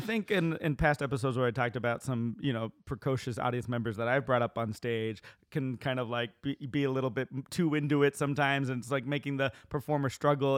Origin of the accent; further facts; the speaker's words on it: New York, United States; I was from New York